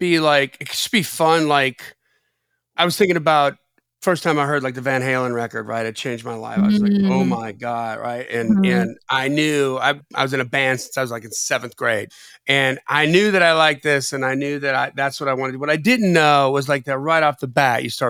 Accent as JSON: {"language": "English", "region": "Wisconsin", "country": "United States", "tie": "born or raised there", "also_born_or_lived": "Florida", "moved": "as an adult", "said": "I grew up in Wisconsin"}